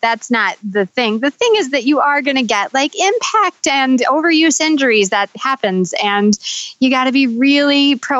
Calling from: Athens, Georgia, United States; I live in Athens, Georgia, and I'm calling you from the back room of the specialty running shoe store where I work.

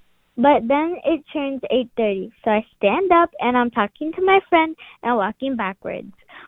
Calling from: Texas, United States; I'm calling for That Story Show. And … I'm from Texas.

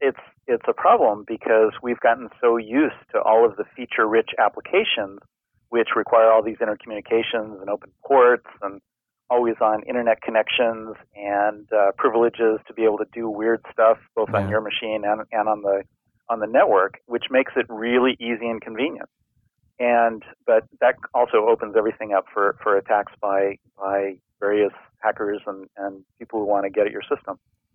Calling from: Fairbanks, Alaska, United States; I am in Fairbanks, Alaska, where I live.

